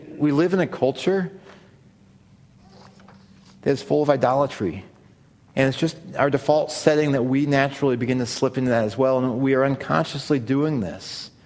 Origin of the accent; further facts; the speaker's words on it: Missouri, United States; I grew up in Missouri